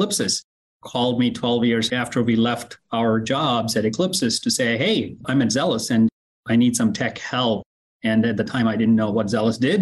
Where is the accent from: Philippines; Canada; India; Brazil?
India; English is a second language; moved away as an adult; also born or lived in Oklahoma; now in United States; I grew up in India, in a very small farming community.